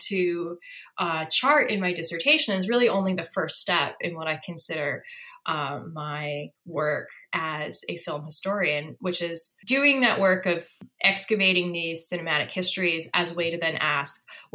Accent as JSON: {"language": "English", "region": "New England", "country": "United States", "tie": "born or raised there", "moved": "as an adult", "lives_now": "St. John's, Canada", "said": "the types of, I guess, myths and stories that I grew up with in New England"}